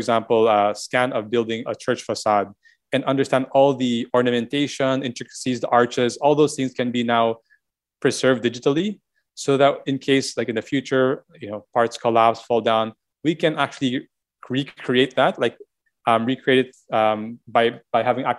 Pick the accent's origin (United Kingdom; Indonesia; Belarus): Indonesia; now in Philippines; I didn't grow up here in the Philippines. I grew up in Indonesia, but it was seeing that house and preserve the way it was helped me also reconnect with my history a bit, even if we didn't grow up here.